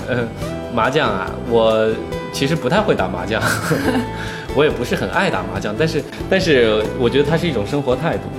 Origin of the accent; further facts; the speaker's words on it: Hunan, China; accent: Hunanese; 湖南的地方的方言，这是我们从小娱乐的根基